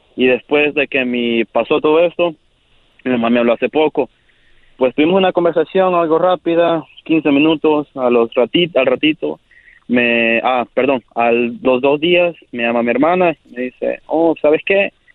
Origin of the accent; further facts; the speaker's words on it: El Salvador; yo soy del Salvador.